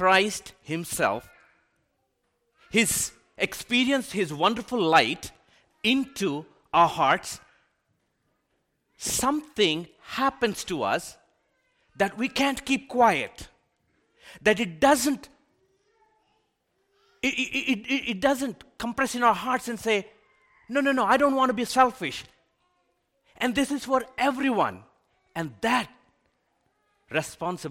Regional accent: India; moved away as an adult; now in United States; I was born and raised in India, and I came here to the United States

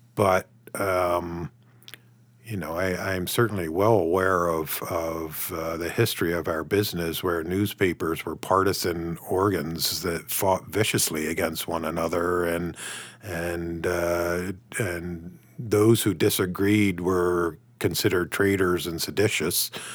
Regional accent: United States; now in Canada; I'm from the States

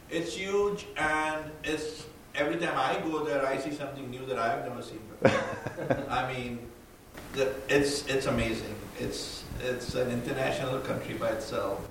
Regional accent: Mumbai, Maharashtra, India; moved away; I grew up in Bombay during the 70s.

